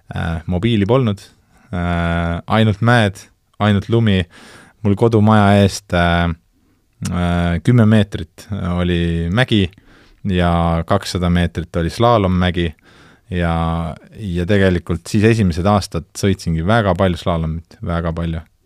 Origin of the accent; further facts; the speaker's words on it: Tartu, Tartu County, Estonia; also born or lived in Kääriku; ma tegelikult kasvasin üles Tartus